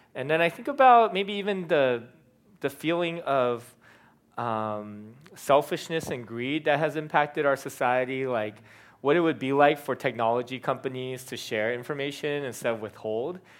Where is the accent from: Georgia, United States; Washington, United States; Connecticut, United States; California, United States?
California, United States; being a Californian